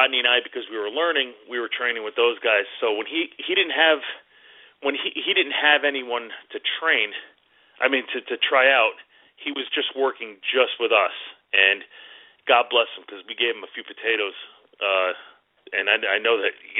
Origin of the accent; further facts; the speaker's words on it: Northeast, United States; we're from the Northeast.